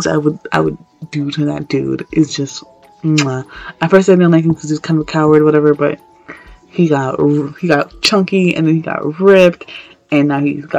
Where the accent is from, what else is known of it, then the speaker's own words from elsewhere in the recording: New York, United States; I'm from New York